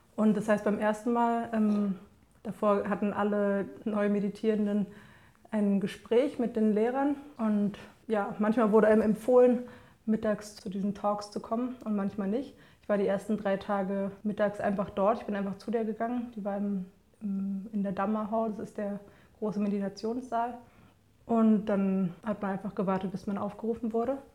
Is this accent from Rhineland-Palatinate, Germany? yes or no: no; Berlin, Germany; ich bin ja in Kreuzberg aufgewachsen